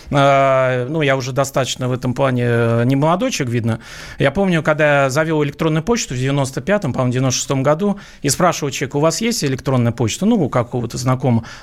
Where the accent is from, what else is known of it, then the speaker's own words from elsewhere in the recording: Saint Petersburg, Russia; ну я вообще сам из Петербурга